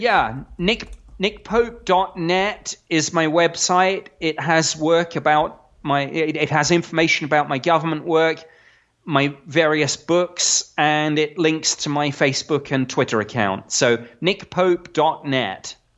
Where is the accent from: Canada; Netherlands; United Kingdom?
United Kingdom; now in United States; I'm I'm a Brit